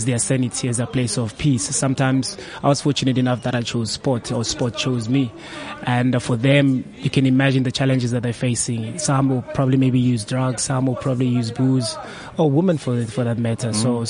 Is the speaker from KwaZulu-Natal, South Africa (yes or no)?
no; Soweto, Gauteng, South Africa; We're from Soweto.